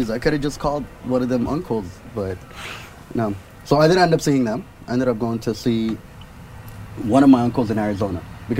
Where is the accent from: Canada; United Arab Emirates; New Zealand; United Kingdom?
United Arab Emirates; Sharjah; also born or lived in Sudan; growing up in Sharjah, I noticed it was a big part of self-expression for a lot of people.